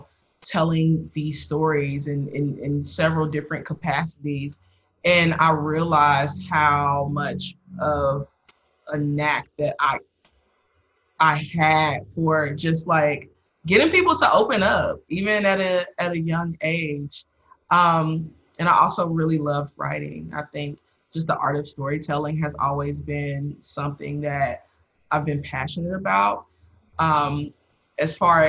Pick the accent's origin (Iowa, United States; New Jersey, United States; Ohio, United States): Ohio, United States; Dayton; moved away as an adult; I'm from Ohio originally. So my view of what Blackness was very limited because of, you know, Dayton, Ohio